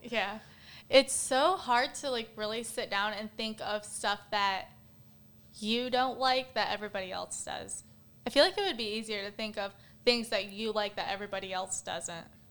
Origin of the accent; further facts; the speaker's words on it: Battle Creek, Michigan, United States; moved away; I'm from Battle Creek, Michigan originally